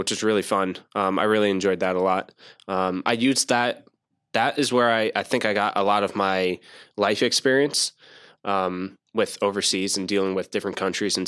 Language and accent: English; New Jersey, United States; moved away as an adult; also born or lived in Camp Lejeune, North Carolina; now in North Carolina, United States; I'm from Jersey